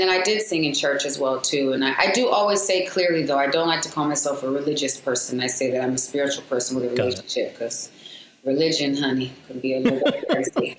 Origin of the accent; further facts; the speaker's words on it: San Diego, California, United States; also born or lived in Seattle, Washington / Seal Beach, California; I was raised in San Diego, Southeast San Diego